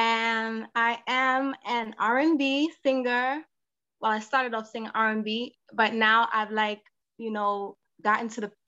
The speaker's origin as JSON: {"language": "English", "town": "Montclair", "region": "New Jersey", "country": "United States", "said": "Well, I'm actually from Jersey. So I moved from Jersey, Montclair, Jersey."}